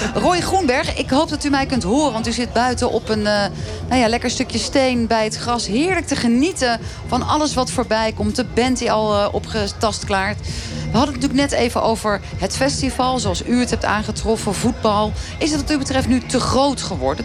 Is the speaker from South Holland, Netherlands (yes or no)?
yes; Rotterdam, South Holland, Netherlands; kom ik zelf uit Rotterdam